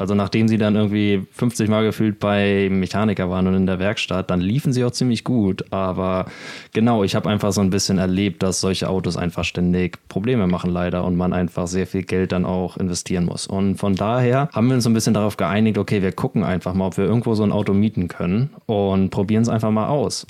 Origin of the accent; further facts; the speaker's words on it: Germany; now in Spain; als Deutscher